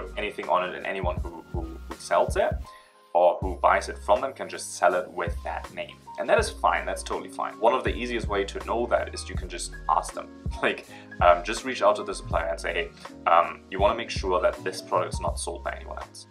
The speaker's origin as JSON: {"language": "English", "country": "Germany", "moved": "as an adult", "lives_now": "China", "said": "I'm originally from Germany, but now I'm in China for about 7 years"}